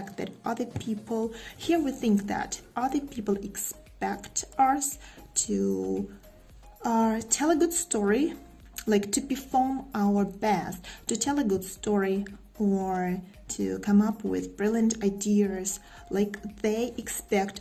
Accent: Russia; English is a second language; I'm from Russia

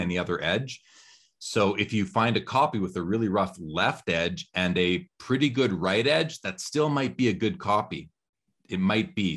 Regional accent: Canada; Growing up in Canada

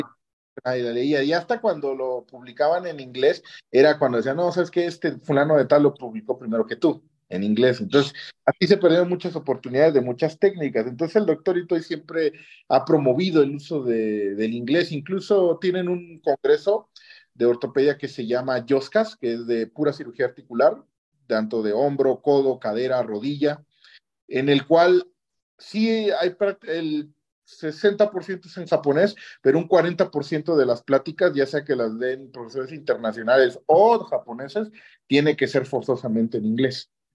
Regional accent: Oaxaca, Mexico; also born or lived in Japan; yo al menos ah, como oaxaqueño

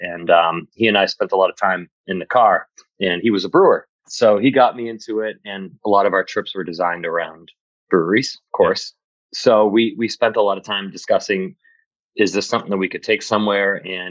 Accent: Shrewsbury, Massachusetts, United States; also born or lived in Boston / Worcester; I grew up in Shrewsbury and went to Shrewsbury High, moved to Boston for a little while to do school, and then headed back to live in Worcester. And I've been here ever since.

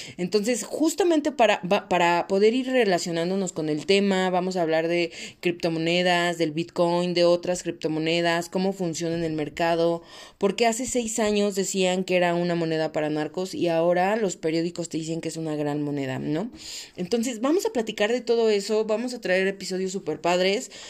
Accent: Mexico; soy mexicana

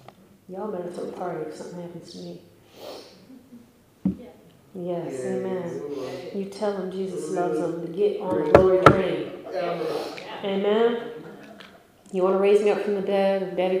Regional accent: Ireland; I'm fighting with him, of course. I'm Irish. Okay, that's what we do.

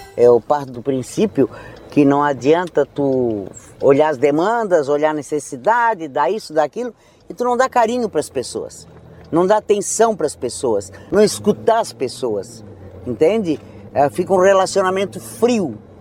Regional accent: Criciúma, Santa Catarina, Brazil; Criciúma, minha terra natal

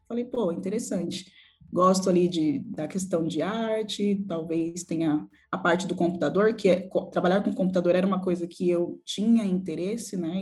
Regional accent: São Paulo, Brazil; also born or lived in Perus, São Paulo; Nasci em Perus, cresci no bairro do Jaraguá, que é um bairro periférico de São Paulo onde morei lá até meus 27 anos

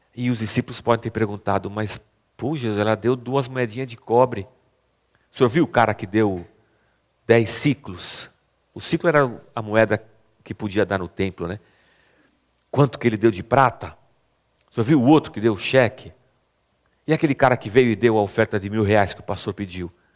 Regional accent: Barbacena, Minas Gerais, Brazil; moved away; Quando era criança pequena lá em Barbacena, chamava gasofilácio

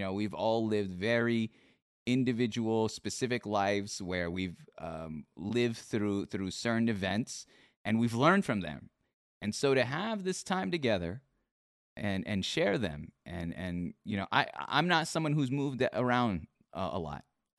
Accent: Philippines; like in my culture, I'm Filipino.

